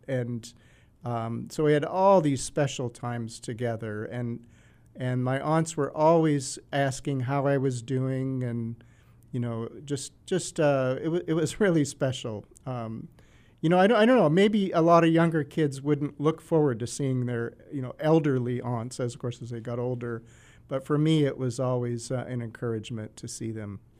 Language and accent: English; Minneapolis, Minnesota, United States; I'm, uh, Scandinavian, as you said, uh, which puts me squarely in Minnesota, where, um, I grew up